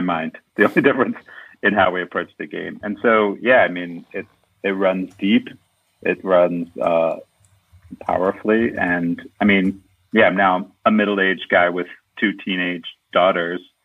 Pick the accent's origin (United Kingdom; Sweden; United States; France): United States; Baltimore, Maryland; I grew up in Baltimore, um, in a suburb of Baltimore outside the city